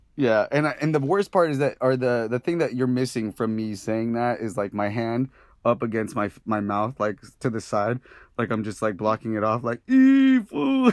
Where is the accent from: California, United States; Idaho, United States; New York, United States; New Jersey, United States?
California, United States; Santa Ana; I grew up in Santa Ana